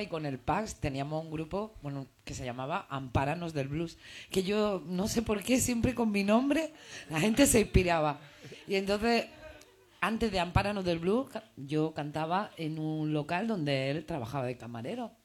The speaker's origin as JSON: {"language": "Spanish", "town": "Granada", "region": "Andalusia", "country": "Spain", "also_born_or_lived": "Madrid", "moved": "as an adult", "lives_now": "Barcelona, Spain", "said": "yo soy de Granada, he vivido en Madrid y ahora vivo en Barcelona"}